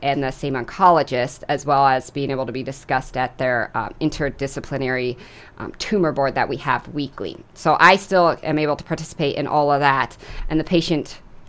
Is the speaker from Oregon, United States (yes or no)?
yes; Oregon, United States; moved away as an adult; also born or lived in Sioux Falls, South Dakota; now in Brookings, United States; So I came from Oregon originally. That's where I did medical school. But most recently, we moved from Sioux Falls.